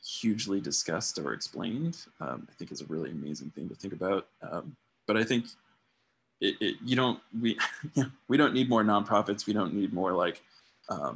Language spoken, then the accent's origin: English; Tucson, Arizona, United States; my hometown, Tucson, Arizona